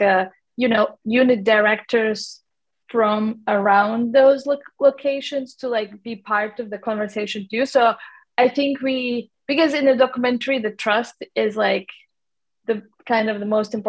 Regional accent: Latvia; now in London, United Kingdom; I'm from Latvia, actually, which is like Northern Europe, small country. I have lived in London for a long time, but originally I'm from Latvia.

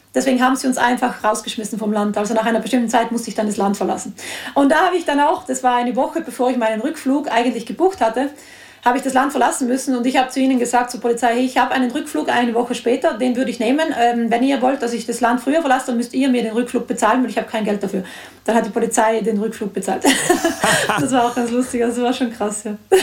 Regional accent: South Tyrol, Trentino-Alto Adige, Italy; ich bin ja selbst in Südtirol aufgewachsen

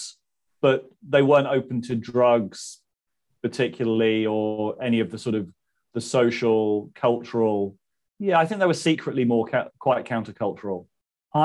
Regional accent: Southampton, South East England, United Kingdom; moved away as an adult; also born or lived in Manchester; Southampton. I grew up in Southampton

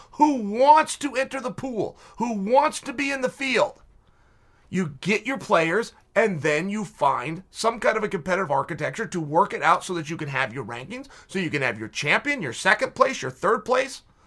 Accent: Portland, Oregon, United States; here in my hometown

